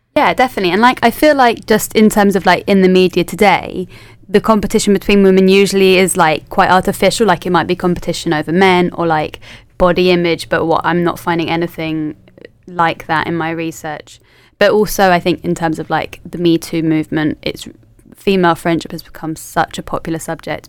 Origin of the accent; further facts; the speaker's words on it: London, United Kingdom; moved away as an adult; also born or lived in Leeds; now in Manchester, United Kingdom; I'm from London originally